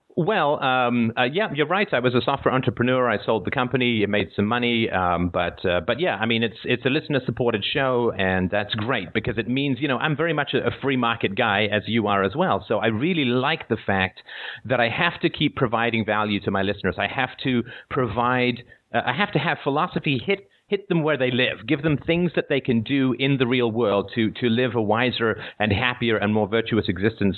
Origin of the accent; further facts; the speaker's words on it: England, United Kingdom; also born or lived in Ireland / Africa; now in Toronto, Canada; I live uh, just outside of Toronto in Canada. I was born in Ireland. I grew up in England.